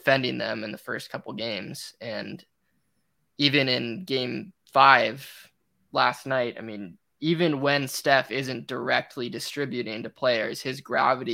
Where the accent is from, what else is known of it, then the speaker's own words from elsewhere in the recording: the Bay Area, California, United States; growing up in the Bay